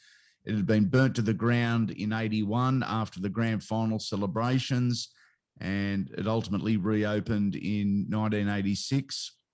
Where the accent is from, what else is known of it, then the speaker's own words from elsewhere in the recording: Sydney, New South Wales, Australia; I grew up in the North Rocks Carlingford area of Sydney, or northwestern Sydney, I guess. We were 10 minutes up the road from Parramatta Stadium, and I was born in 71.